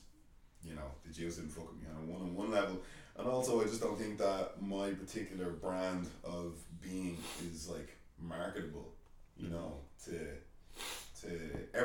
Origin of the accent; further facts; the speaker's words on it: Ireland; I'm from Ireland